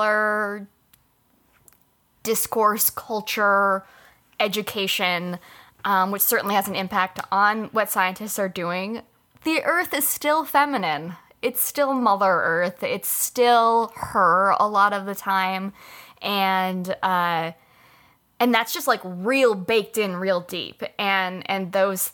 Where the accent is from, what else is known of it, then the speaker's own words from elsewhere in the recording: Southern California, United States; now in Philadelphia, United States; where I grew up in Southern California because it is naturally a drier place, and there is too much rain here where I live in Philadelphia